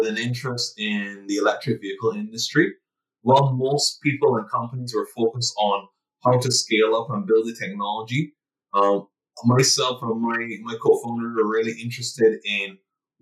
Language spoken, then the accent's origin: English; Barbados; born and raised in Barbados, so an island boy by definition